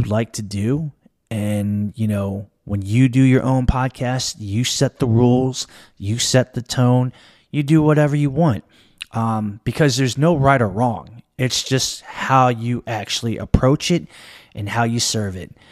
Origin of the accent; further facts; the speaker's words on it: Maryland, United States; I'm born and raised in Maryland. I live in the Washington, D C metropolitan area.